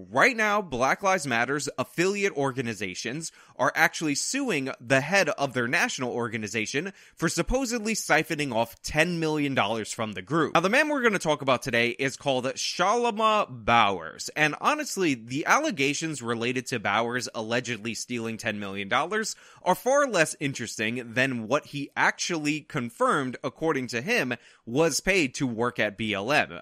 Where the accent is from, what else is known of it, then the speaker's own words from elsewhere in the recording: United States; we, as the American people